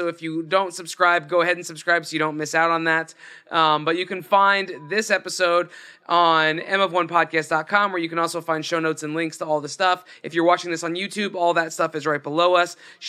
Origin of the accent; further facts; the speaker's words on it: Scotland, United Kingdom; I'm from Scotland, man.